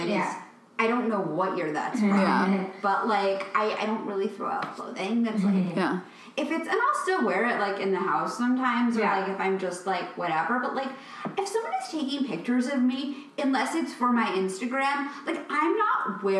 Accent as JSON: {"language": "English", "region": "East Coast", "country": "United States", "moved": "yes", "lives_now": "Los Angeles, United States", "said": "I'm from the East Coast"}